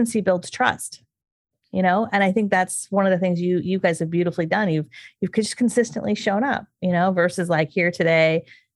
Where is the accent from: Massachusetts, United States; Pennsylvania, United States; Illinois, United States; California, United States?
California, United States; being a Californian.